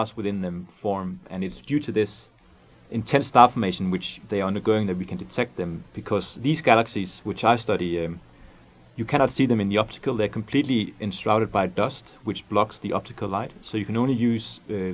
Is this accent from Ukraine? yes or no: no; Denmark; English is a second language; moved away as an adult; also born or lived in Scotland; now in California, United States; I'm from Denmark